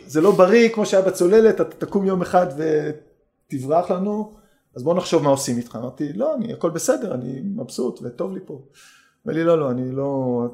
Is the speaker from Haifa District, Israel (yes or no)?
yes; Haifa, Haifa District, Israel; גדלתי בחיפה